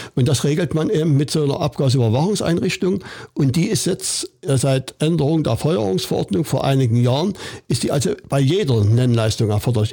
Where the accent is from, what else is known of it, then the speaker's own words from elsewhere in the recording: Saxony, Germany; bei uns in Sachsen